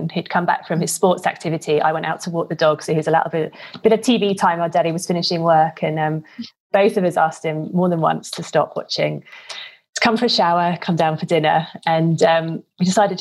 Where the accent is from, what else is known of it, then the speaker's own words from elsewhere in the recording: Norwich, East of England, United Kingdom; I'm from Norwich